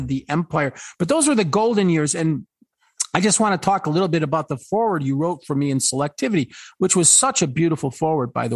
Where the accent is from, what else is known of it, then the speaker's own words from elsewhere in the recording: Buffalo, New York, United States; I'm from Buffalo, Niagara Falls, New York